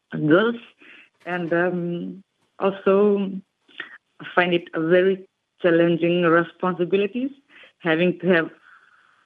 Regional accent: Rakiraki, Western Division, Fiji; I started playing netball back in my hometown

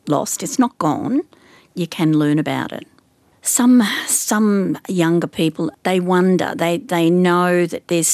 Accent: Wagga Wagga, New South Wales, Australia; also born or lived in Sydney, Australia; I was born in Wagga

